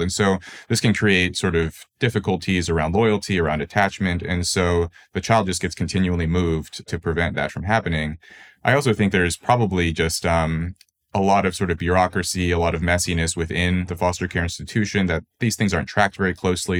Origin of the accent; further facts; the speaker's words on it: Los Angeles, California, United States; I was born into poverty in Los Angeles